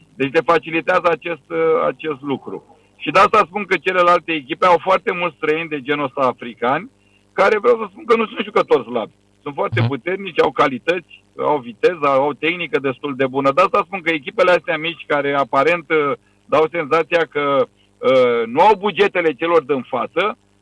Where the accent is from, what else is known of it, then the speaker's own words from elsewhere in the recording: Romania; moved away as an adult; now in Bahrain; sunt român